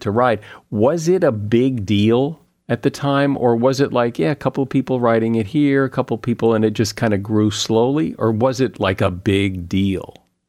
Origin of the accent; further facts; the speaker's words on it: Connecticut, United States; I grew up in the Northeast, in Connecticut mostly